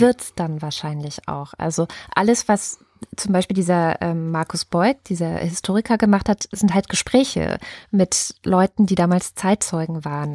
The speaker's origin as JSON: {"language": "German", "region": "Berlin", "country": "Germany", "said": "als Berlinerin"}